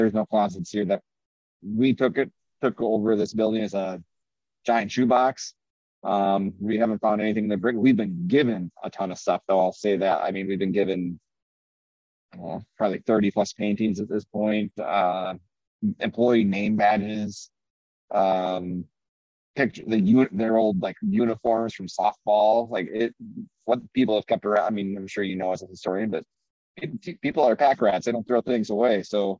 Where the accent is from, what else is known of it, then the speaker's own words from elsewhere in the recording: Minnesota, United States; Oh yeah. My mom's still out there out in Minnesota.